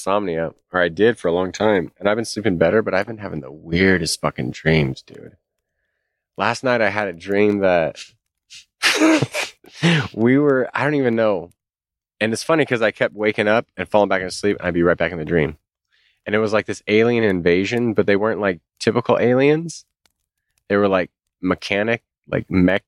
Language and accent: English; San Jose, California, United States; also born or lived in New England; I was born in San Jose